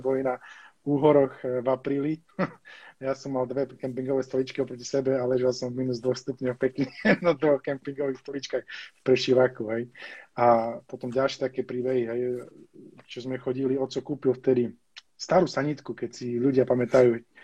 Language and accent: Slovak; Spišská Nová Ves, Košice Region, Slovakia; ja som bol zo Spisky Novesi, alebo som, bol, som sa narodil z Spisky Novesi, to je také malé mestečko